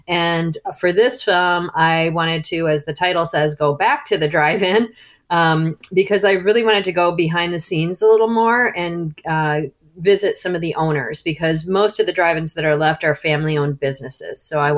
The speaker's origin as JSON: {"language": "English", "town": "Chicago", "region": "Illinois", "country": "United States", "tie": "born or raised there", "said": "I grew up in the Chicago area"}